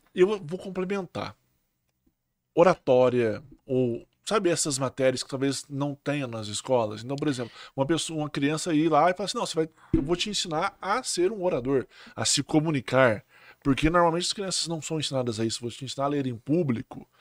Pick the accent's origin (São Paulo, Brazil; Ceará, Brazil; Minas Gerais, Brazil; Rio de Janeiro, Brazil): Minas Gerais, Brazil; Poços de Caldas; como a gente é de Poços